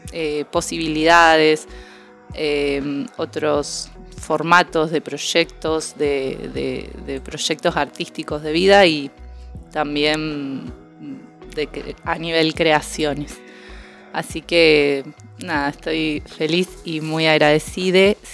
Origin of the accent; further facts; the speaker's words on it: Rosario, Santa Fe, Argentina; soy de Argentina, más específicamente de la ciudad de Rosario.